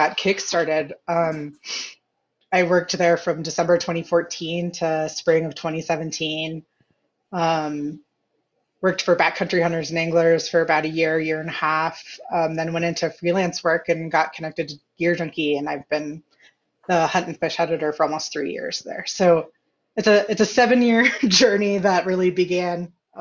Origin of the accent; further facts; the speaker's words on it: Ohio, United States; moved away as an adult; also born or lived in Colorado / Montana; growing up in Ohio, there was whitetail